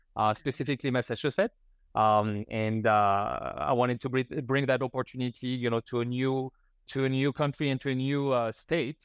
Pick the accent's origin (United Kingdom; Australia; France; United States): France; moved away as an adult; now in Canada; before that, I grew up in France